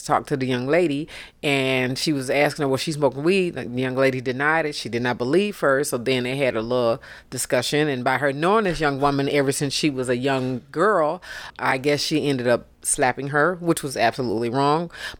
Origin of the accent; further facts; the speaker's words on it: Detroit, Michigan, United States; I'm an older Detroiter.